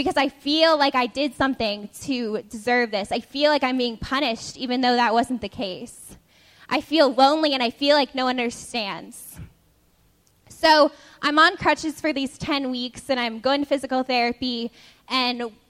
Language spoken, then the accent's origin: English; Nevada, United States; moved away as an adult; now in Boston, United States; my freshman year, I came to Boston from Nevada.